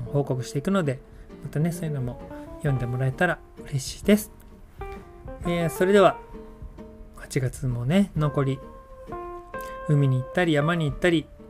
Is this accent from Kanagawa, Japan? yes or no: yes; Yokohama, Kanagawa, Japan; moved away; 実家の用事で横浜に帰ることになった